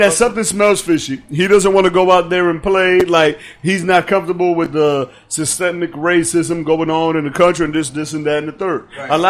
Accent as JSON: {"language": "English", "country": "Dominican Republic", "said": "I'm from the Dominican Republic."}